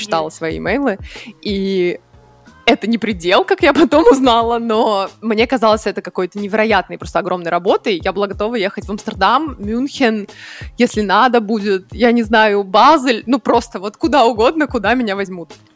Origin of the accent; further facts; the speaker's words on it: Nizhny Novgorod, Nizhny Novgorod Oblast, Russia; moved away as an adult; also born or lived in Vienna, Austria; now in Berlin, Germany; Я из Нижнего Новгорода, из России. И я сейчас в Берлине.